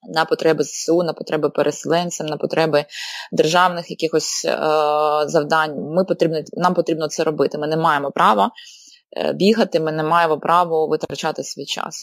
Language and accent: Ukrainian; Donbas, Ukraine; moved away; я з Донбасу і моя родина, на жаль, ще досі лишається в окупації